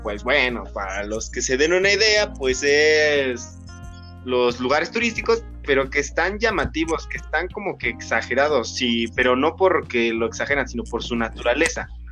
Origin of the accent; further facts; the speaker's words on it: Tlaxcala, Mexico; nosotros que somos aquí de Tlaxcala